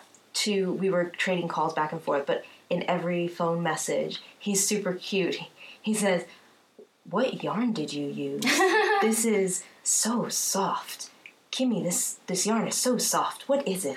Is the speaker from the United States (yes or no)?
yes; New Jersey, United States; moved away; I'm from New Jersey